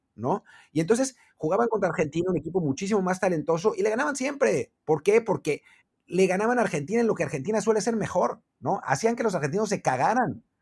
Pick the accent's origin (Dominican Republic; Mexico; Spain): Mexico